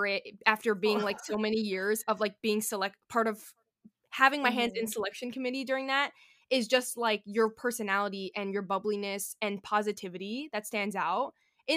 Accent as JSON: {"language": "English", "region": "New York", "country": "United States", "tie": "born or raised there", "said": "I was, like, born and raised in New York"}